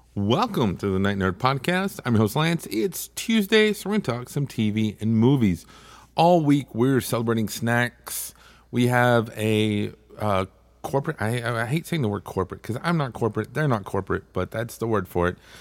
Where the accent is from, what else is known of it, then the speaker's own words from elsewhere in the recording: Texas, United States; I'm from Texas